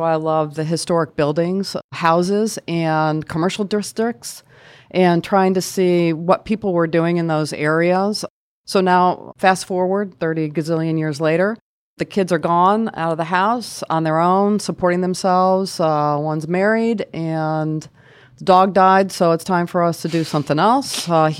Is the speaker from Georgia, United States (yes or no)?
no; Boston, Massachusetts, United States; moved away as an adult; So I moved to Maryland, which I considered a very southern state. I came from Boston and moved here for a job at Hopkins.